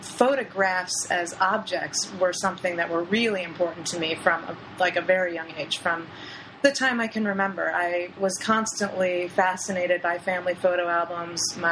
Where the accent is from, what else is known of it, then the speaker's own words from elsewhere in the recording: Lower Peninsula of Michigan, United States; also born or lived in Sault Ste. Marie, Michigan; now in Florida, United States; I'm from the Upper Peninsula of Michigan, actually, which is, I'm from Sault Ste. Marie. So I was born there, lived there for a short time, and then my family moved to the Lower Peninsula.